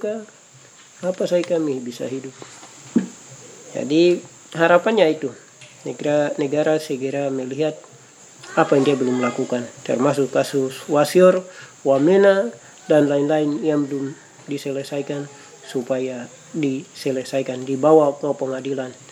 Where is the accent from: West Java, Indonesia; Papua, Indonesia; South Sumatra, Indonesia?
Papua, Indonesia; kami orang Papua